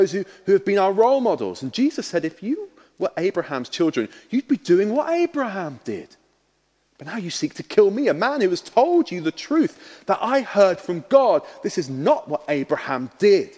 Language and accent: English; Harlow, East of England, United Kingdom; moved away; I was born in Harlow in Essex.